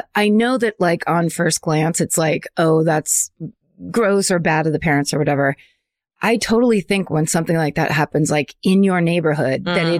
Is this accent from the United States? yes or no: yes; Bellingham, Washington, United States; I'm from Bellingham, Washington, and boy, do we have it all.